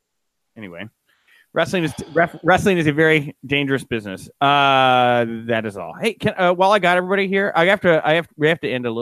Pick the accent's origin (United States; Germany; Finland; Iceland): United States; Chicago, Illinois; I'm from Chicago here.